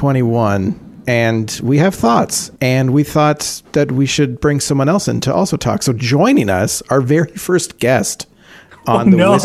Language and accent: English; London, Ontario, Canada; I live in London.